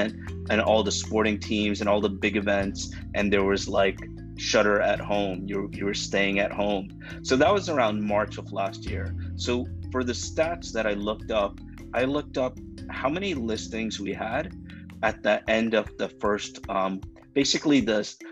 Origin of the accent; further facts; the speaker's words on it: Miami, Florida, United States; growing up in Miami, and I love the high school I went